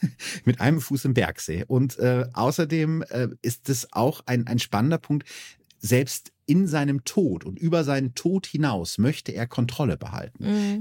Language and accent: German; Germany; als Piefke